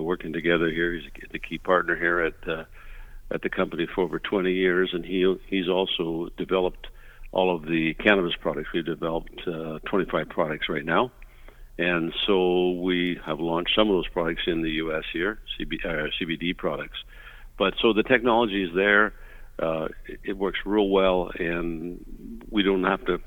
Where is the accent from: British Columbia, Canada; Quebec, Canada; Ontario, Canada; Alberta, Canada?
British Columbia, Canada; Vancouver; now in Las Vegas, United States; I'm originally from the Vancouver area, but live in Las Vegas here